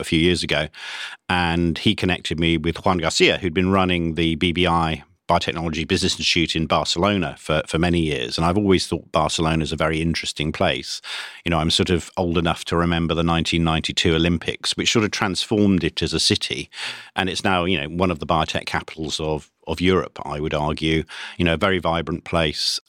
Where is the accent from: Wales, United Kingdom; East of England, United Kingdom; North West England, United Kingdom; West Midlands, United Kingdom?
East of England, United Kingdom; Cambridge; I was brought up in Cambridge in the nineteen sixties